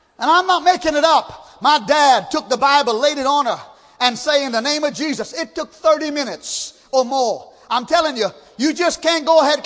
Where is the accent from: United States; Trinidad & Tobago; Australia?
Trinidad & Tobago; moved away; I grew up in Trinidad